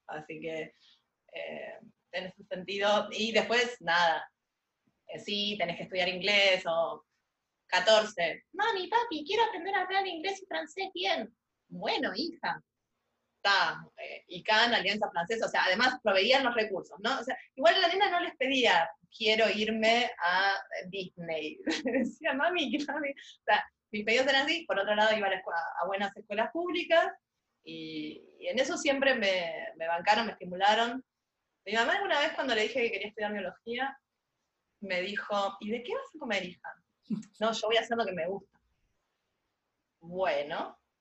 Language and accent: Spanish; Buenos Aires, Argentina; casi en el centro geográfico de la ciudad de Buenos Aires, si soy porteña